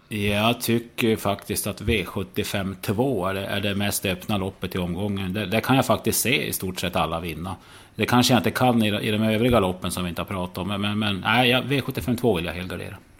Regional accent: Norrland, Sweden; jag ju som norrlänning

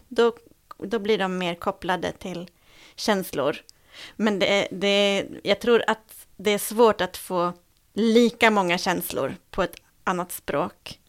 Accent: Sweden; vi som är svenskar

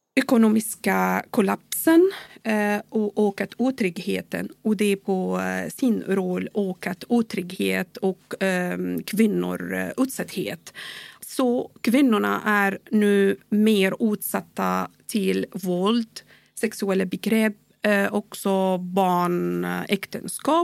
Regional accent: Syria; Swedish is a second language; also born or lived in Bahrain / Dubai; now in Sweden; Jag kommer från Syrien

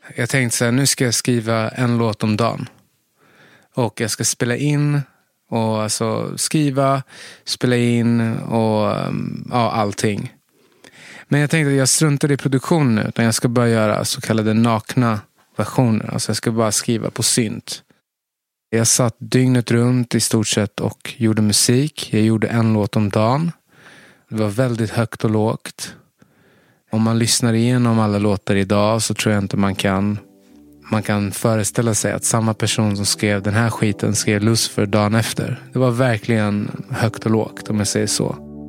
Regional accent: Stockholm, Stockholm County, Sweden; jag är uppvuxen i, i Tensta

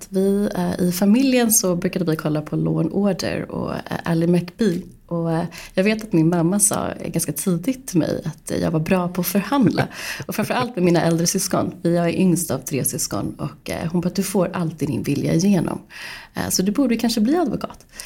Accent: Stockholm, Stockholm County, Sweden; Jag är uppvuxen i Stockholm, eh, valde också att eh, studera juridik vid Stockholms universitet.

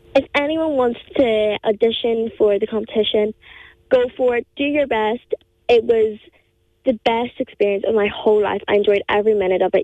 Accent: County Down, Northern Ireland, United Kingdom; accent: County Down; I'm from uh, Bridge in County Down, so I am

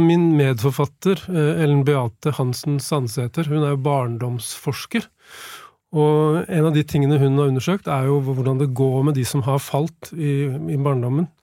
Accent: Nesodden, Akershus, Norway; jeg var sånn syv-åtte år gammel og vokste opp på Nesodden

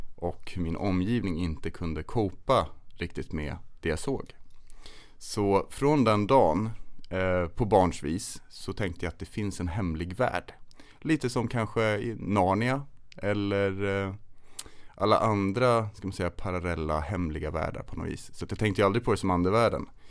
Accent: Kolmården, Östergötland, Sweden; also born or lived in Stockholm; där jag växte upp utanför Kolmårdens urskogar, eller i Kolmårdens urskogar kan man säga

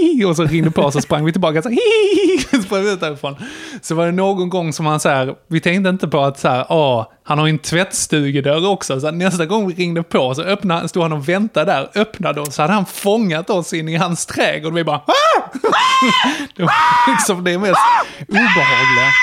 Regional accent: Gässie, Skåne, Sweden; utanför Gässie, där jag växte upp, en liten brunnhåla

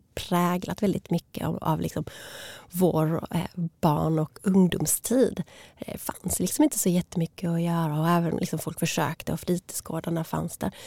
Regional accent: Malmö, Skåne, Sweden; moved away as an adult; also born or lived in Stockholm; Jag är född och uppvuxen här i Malmö

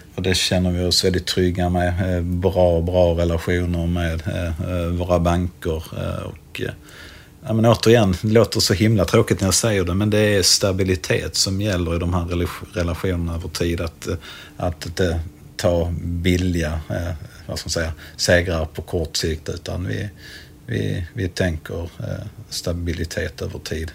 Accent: Helsingborg, Skåne, Sweden; som helsingborgare

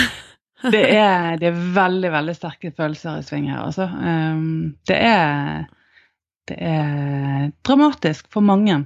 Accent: Norway; identiteten som nordmann

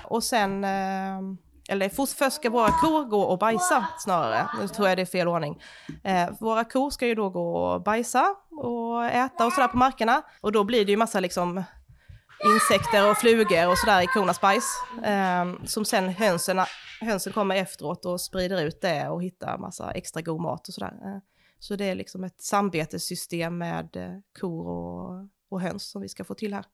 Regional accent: Småland, Sweden; now in Skåne, Sweden; jag är uppvuxen liksom i Småland, mitt ute i skogen

